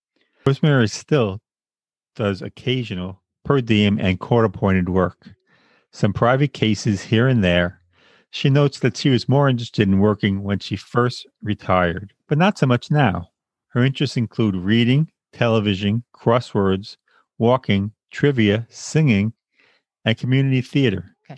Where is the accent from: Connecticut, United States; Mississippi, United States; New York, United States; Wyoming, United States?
New York, United States; Long Island; also born or lived in Bay Ridge, Brooklyn; now in New York City, United States; I am not Asian. Born and raised in Long Island, New York, a place I always wanted to leave.